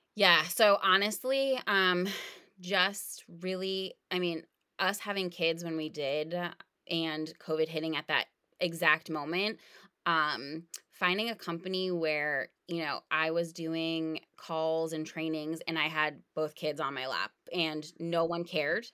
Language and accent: English; New England, United States; we grew up in New England